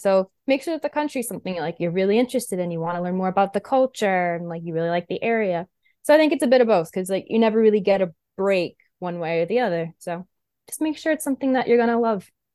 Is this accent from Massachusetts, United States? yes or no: yes; Westport, Massachusetts, United States; I grew up in Westport, so, like, in Massachusetts